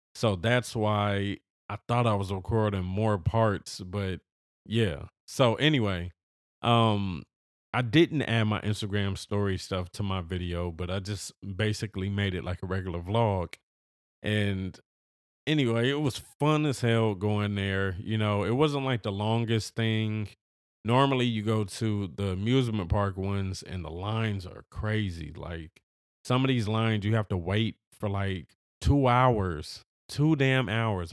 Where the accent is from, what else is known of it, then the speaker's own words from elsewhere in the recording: Los Angeles, California, United States; I am from Los Angeles. I've always lived in Los Angeles.